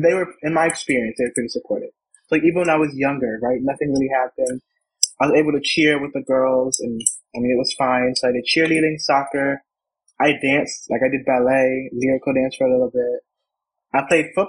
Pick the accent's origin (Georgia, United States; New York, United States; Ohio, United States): Georgia, United States; Atlanta; born there; also born or lived in Connecticut; So I was born in Georgia, Atlanta, and then I kind of moved around a little bit. And then my family and I kind of settled in Connecticut.